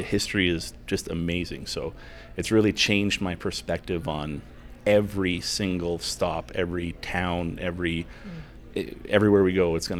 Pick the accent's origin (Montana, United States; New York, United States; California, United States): Montana, United States; Billings; So even though I'm from Billings, I learned a lot about Billings when I was there with you guys.